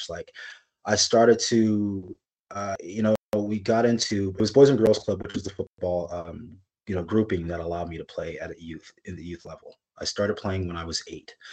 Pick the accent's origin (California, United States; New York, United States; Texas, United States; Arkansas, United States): California, United States; now in Kirkland, United States; When I came from California, California, the melting pot, you know, like I I spoke Spanish.